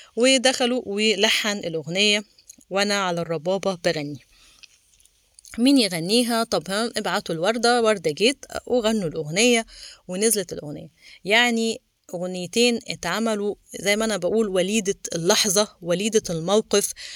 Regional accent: Egypt; احنا مصريين

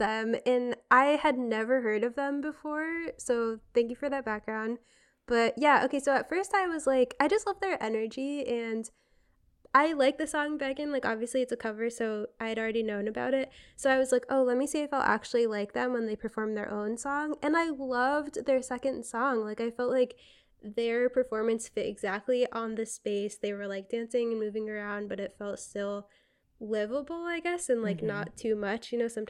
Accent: Connecticut, United States; I'm from Connecticut, and I'm always, like, down talking Connecticut.

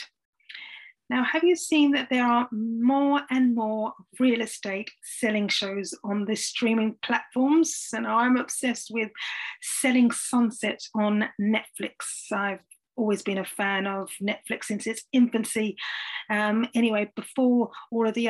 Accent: London, United Kingdom; I was born in the London borough of Bromley, thanks to my grandma Veronica, in 1975

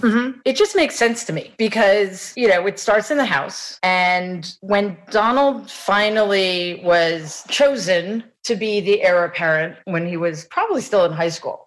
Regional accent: New York City, New York, United States; I grew up in Jamaica, Queens

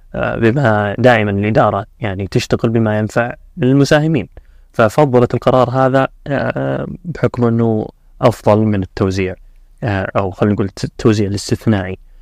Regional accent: Saudi Arabia; عندنا في السعودية

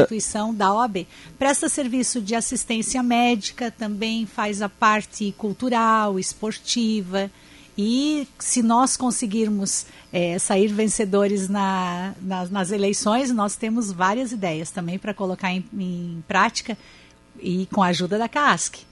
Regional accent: Criciúma, Santa Catarina, Brazil; eu sou de Criciúma, bem distante da, de Florianópolis

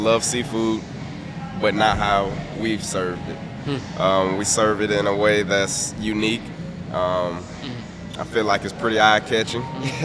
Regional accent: Atlanta, Georgia, United States; also born or lived in Tennessee State (college); I grew up here in Atlanta, Georgia, pretty much on the south side of Atlanta

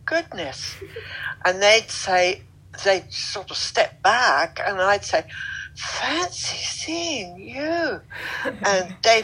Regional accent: London, United Kingdom; moved away as an adult; now in Deep Cove, Canada; I'm originally from Britain, London. Yes, a London girl, Southwest London.

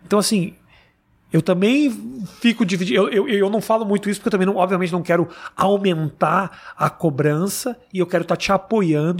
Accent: Porto Alegre, Rio Grande do Sul, Brazil; also born or lived in São Paulo; now in New York, United States; eu nasci em Porto Alegre, né? E a gente usa arredar.

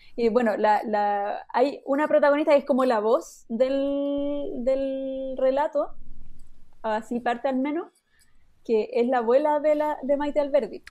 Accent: Chile

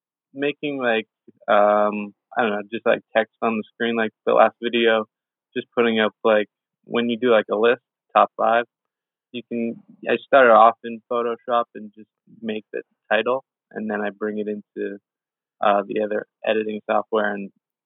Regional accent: Victoria, British Columbia, Canada; I was born and raised here in Victoria, BC.

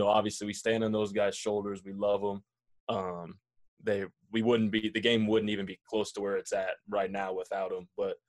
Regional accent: Boulder, Colorado, United States; also born or lived in Nebraska; I was born and raised here in Colorado. I grew up in Boulder. I grew up going to Buffs camps, you know. My mother was a Buff.

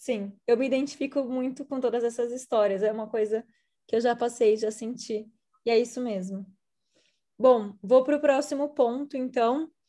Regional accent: Brazil; moved away; eu sou brasileira

